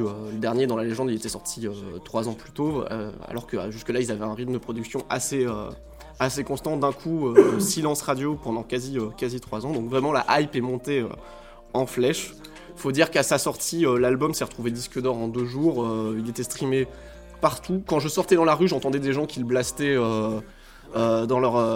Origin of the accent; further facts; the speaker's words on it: Normandy, France; moi j'ai grandi en Normandie